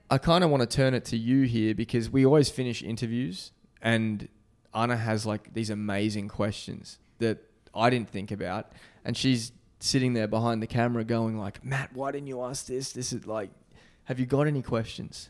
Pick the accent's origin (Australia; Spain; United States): Australia; moved away; my home country of Australia